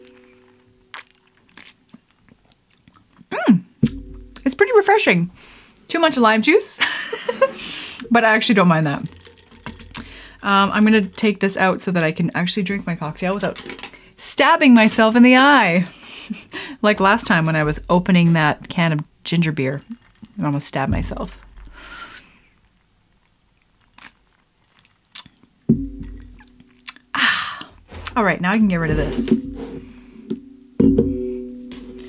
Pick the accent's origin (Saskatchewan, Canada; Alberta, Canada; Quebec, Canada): Alberta, Canada; Lethbridge; also born or lived in Rocky Mountains; I grew up in Lethbridge, Alberta, Canada.